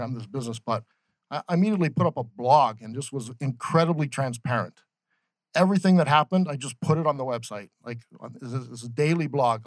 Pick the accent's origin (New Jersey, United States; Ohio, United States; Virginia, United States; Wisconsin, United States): Ohio, United States; moved away as an adult; also born or lived in Boston; now in Phoenix, United States; I grew up in Ohio